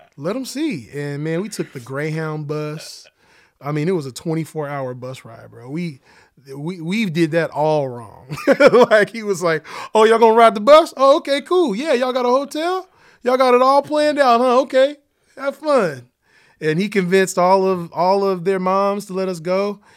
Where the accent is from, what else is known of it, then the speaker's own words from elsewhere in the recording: Oklahoma City, Oklahoma, United States; I grew up in Oklahoma City